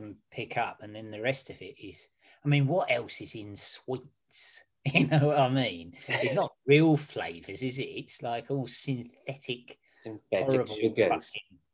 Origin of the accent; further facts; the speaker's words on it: Cardiff, Wales, United Kingdom; I am from Cardiff